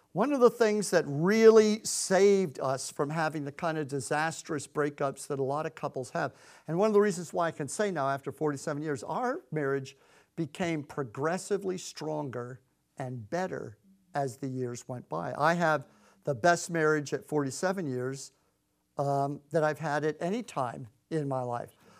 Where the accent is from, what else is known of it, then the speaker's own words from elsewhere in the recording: Clearwater, Florida, United States; moved away as an adult; also born or lived in Connecticut; we're from Clearwater, Florida